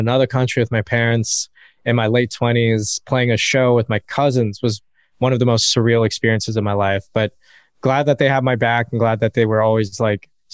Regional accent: United States; growing up in America is so interesting because you grapple with this whole identity thing

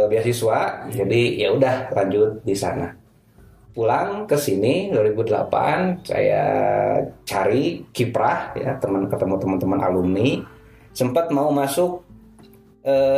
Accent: Bandung, West Java, Indonesia; moved away as an adult; also born or lived in Garut / Cairo; saya orang asli orang Bandung, orang tua di Bandung, tapi SD, SMP, apalagi SMP, SMA itu sudah masuk pesantren full 6 tahun itu di Garut

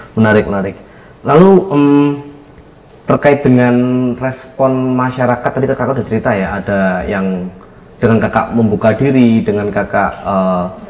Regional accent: East Java, Indonesia; di kampung di kampung halaman saya di Jawa Timur

